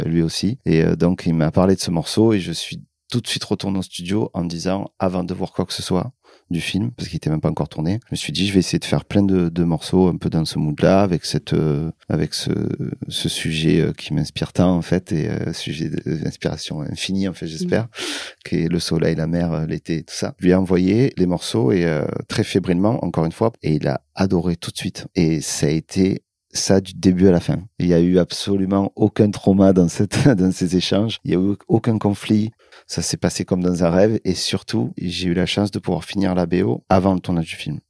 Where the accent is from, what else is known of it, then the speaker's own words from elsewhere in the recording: Marseille, Provence-Alpes-Côte d'Azur, France; also born or lived in Paris / Corsica; D'adoption, parce que je suis né à Paris, où je suis resté, euh, je crois, 4 euh, ou 5 ans. J'ai absolument aucun souvenir en fait de cette époque-là et euh, après Paris, je suis allé vivre en Corse pendant deux ans. Moi, je suis arrivé à Marseille vers 7-8 euh, ans